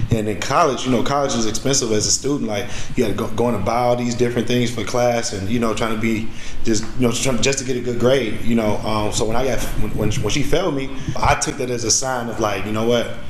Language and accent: English; Chicago, Illinois, United States; I was away from Chicago, so I didn't have an income.